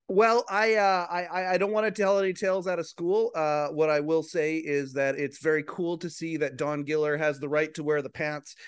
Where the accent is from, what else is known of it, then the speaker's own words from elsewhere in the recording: Western Canada, Canada; I'm a guy from Western Canada